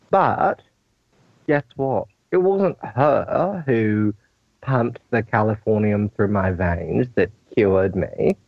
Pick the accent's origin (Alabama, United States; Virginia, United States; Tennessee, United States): Tennessee, United States; Memphis; now in Texas, United States; I live in Texas, but I'm from Memphis, Tennessee. I am black. I am a man of trans experience, and I am also in the military.